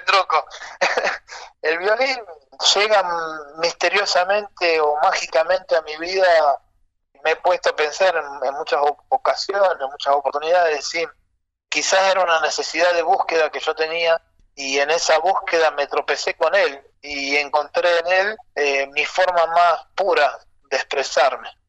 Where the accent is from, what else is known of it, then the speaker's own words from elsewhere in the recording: Rosario, Santa Fe, Argentina; also born or lived in Granadero Baigorria / Fray Luis Beltrán / Santiago del Estero; ya en Rosario. Nací en Granadero Baigorria, viví en Fray Luis Beltrán, casa de mis abuelos, hasta los tres años. Y después ya me vine a Rosario